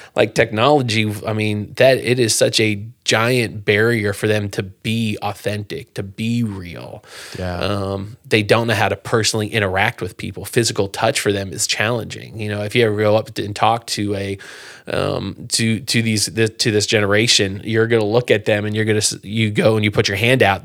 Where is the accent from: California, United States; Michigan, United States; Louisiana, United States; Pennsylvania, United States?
Pennsylvania, United States; moved away as an adult; also born or lived in Moose Jaw, Saskatchewan, Canada; I grew up in Pennsylvania